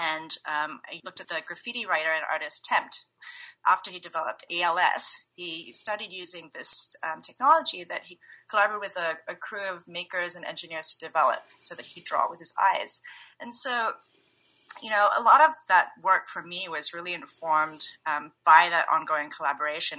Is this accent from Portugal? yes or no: no; Singapore; also born or lived in San Francisco Bay Area, California; now in Bay Area, United States; I'm currently based in the Bay Area, but I'm originally from Singapore